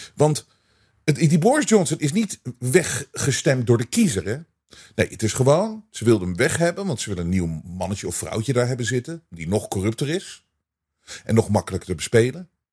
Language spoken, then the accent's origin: Dutch; Netherlands; wij als Nederlanders